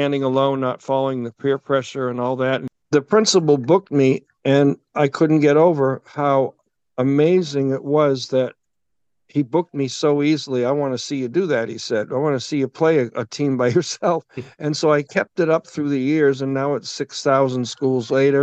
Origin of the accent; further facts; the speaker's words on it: Massachusetts, United States; I was brought up in Massachusetts